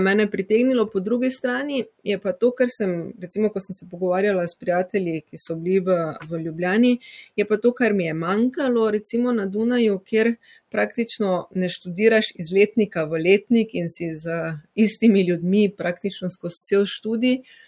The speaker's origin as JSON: {"language": "Slovenian", "region": "Styria", "country": "Slovenia", "also_born_or_lived": "Vienna, Austria", "accent": "Styrian", "moved": "as an adult", "lives_now": "Oslo, Norway", "said": "Kot slišite, sem Štajerka"}